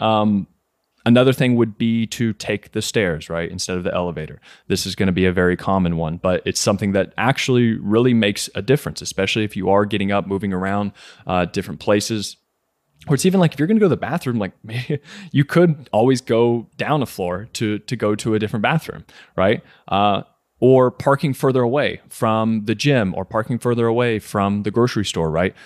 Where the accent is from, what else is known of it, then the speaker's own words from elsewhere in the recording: Kentucky, United States; also born or lived in New York; I was born and raised in Kentucky